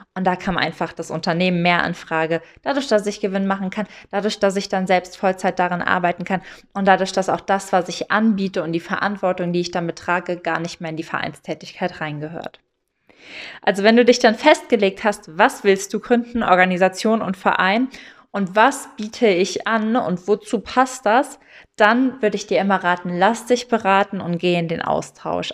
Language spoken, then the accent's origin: German; Eifel, Rhineland-Palatinate, Germany; ich komme ja aus der Eifel